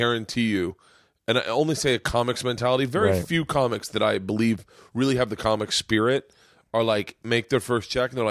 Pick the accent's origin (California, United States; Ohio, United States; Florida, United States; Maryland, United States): Florida, United States; I grew up in Florida